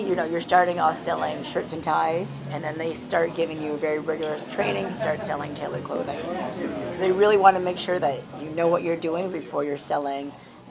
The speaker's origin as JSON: {"language": "English", "town": "Fredericton", "region": "New Brunswick", "country": "Canada", "tie": "born or raised there", "moved": "as an adult", "lives_now": "Toronto, Canada", "said": "I was born in Fredericton, New Brunswick, eastern part of Canada. Kind of a bit of a shock, I'm sure, to my parents because they came from the Philippines."}